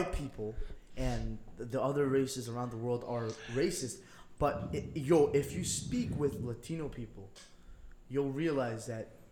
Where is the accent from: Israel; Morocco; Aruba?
Aruba; first language Papiamento; English is a second language; Papiamento, our language, our native language